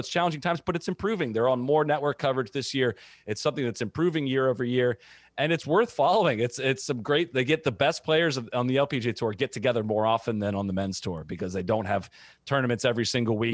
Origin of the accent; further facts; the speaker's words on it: Dublin, Ohio, United States; I grew up in Dublin, Ohio